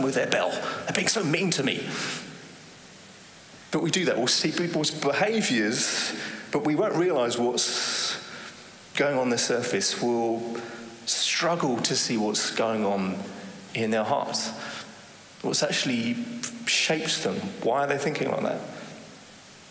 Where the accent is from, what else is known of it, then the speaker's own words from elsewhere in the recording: England, United Kingdom; moved away as an adult; now in Netherlands; I'm from England